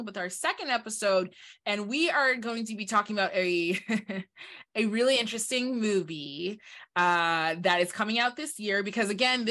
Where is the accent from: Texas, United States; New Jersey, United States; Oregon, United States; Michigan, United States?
Michigan, United States; moved away as an adult; I'm from Michigan